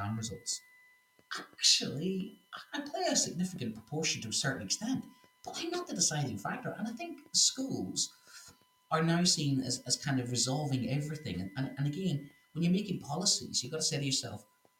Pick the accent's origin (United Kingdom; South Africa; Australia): United Kingdom; Northern Ireland; accent: Northern Irish; do I speak French with a Northern Irish accent?